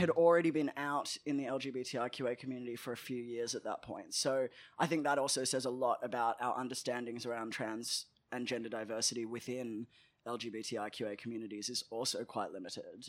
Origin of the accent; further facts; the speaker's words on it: Melbourne, Victoria, Australia; I grew up in, uh, Nam in Melbourne, and I grew up in Caulfield